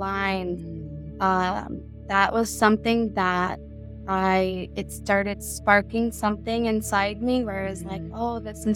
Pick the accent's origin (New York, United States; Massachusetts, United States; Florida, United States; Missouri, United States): Florida, United States; Miami; now in North County San Diego, United States; growing up in Miami, Florida, when I was younger